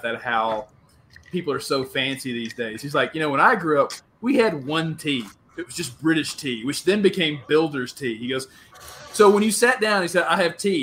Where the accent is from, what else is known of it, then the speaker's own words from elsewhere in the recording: the South, United States; accent: Southern; moved away as an adult; also born or lived in California / China; growing up in the South